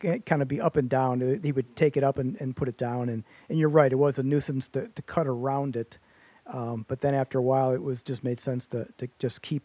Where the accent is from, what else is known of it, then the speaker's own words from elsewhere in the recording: Warren, United States; growing up in Warren, I had the yard with the diamond on it